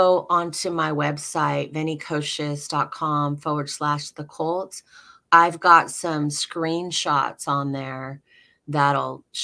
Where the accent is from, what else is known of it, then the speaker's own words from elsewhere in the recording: Alaska, United States; the compound I grew up in Alaska is still there